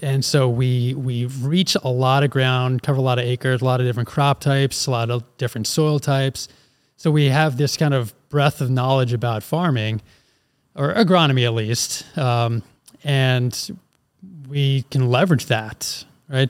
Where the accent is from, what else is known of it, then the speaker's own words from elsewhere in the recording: Philadelphia, Pennsylvania, United States; moved away; also born or lived in Wisconsin; I'm originally from Philly